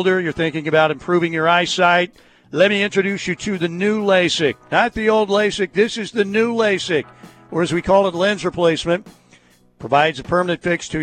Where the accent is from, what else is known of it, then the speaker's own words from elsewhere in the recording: Norman, Oklahoma, United States; I grew up in Norman, graduated from